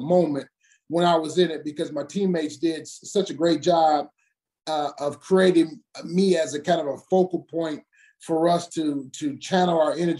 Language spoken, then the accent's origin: English; Detroit, Michigan, United States; born or raised there